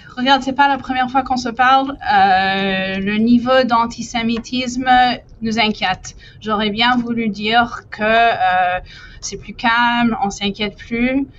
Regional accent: Quebec, Canada; en tant que Québécois

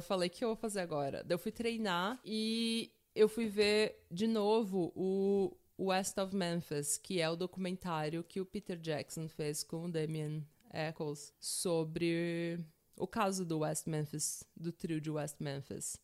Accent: São Paulo, Brazil; eu sou de São Paulo, terra da garoa

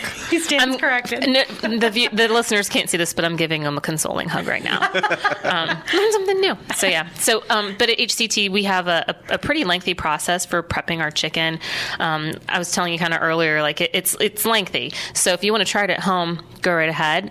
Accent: Warren, Ohio, United States; now in Columbus, United States; childhood memories growing growing up in Warren, Ohio, in northeastern Ohio

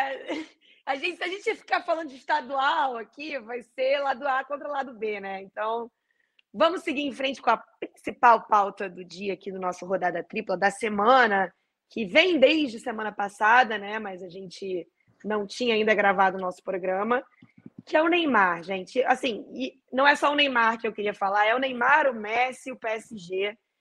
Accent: Brazil; eu, como brasileira e como torcedora da seleção brasileira

